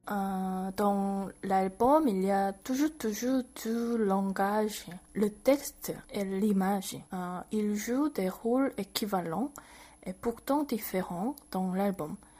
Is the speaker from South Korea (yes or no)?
yes; South Korea; French is a second language; moved away as an adult; also born or lived in Bordeaux, France / Brussels, Belgium; je suis rentrée en Corée il y a déjà trois ans